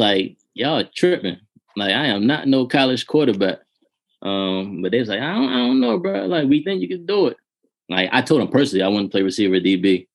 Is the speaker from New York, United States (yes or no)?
no; Baltimore, Maryland, United States; I grew up in Baltimore City